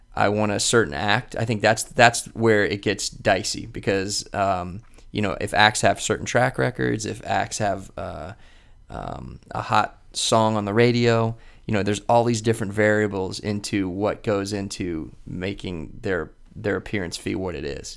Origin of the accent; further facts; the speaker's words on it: Columbus, Ohio, United States; also born or lived in Florida; I grew up here in Columbus, um, and I went to Ohio State